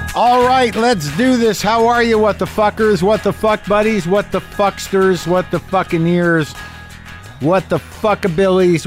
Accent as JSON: {"language": "English", "region": "New Mexico", "country": "United States", "tie": "born or raised there", "also_born_or_lived": "New Jersey", "said": "I grew up in New Mexico, but, like, I'm born in Jersey"}